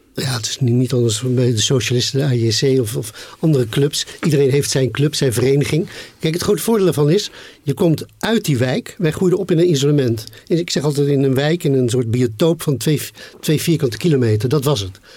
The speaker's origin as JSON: {"language": "Dutch", "town": "The Hague", "region": "South Holland", "country": "Netherlands", "tie": "born or raised there", "said": "Den Haag waarin ik opgroeide"}